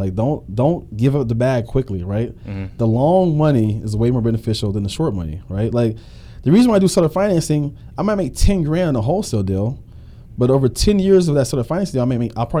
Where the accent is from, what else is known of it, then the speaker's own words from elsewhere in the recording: Pittsburgh, Pennsylvania, United States; also born or lived in Harrisburg / Michigan; now in Florida, United States; I'm from Pennsylvania. I'm from Pittsburgh and Harrisburg. I lived in Pittsburgh and Harrisburg.